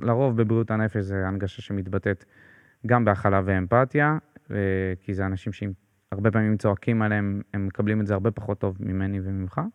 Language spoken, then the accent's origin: Hebrew; Beersheba, Southern District, Israel; אני באר שבעי במקור